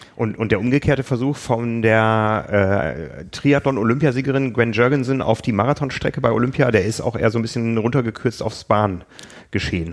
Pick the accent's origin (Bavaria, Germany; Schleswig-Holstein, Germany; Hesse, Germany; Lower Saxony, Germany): Lower Saxony, Germany; Osnabrück; moved away; von Osnabrück, von meiner Heimatstadt